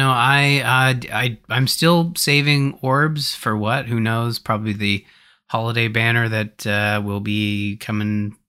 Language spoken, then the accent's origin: English; Canada; Oh, that's right. Yes, I, well, being Canadian.